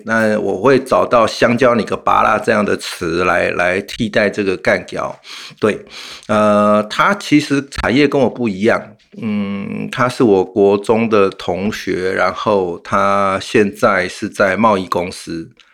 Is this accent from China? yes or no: no; Taiwan; 我们台湾人民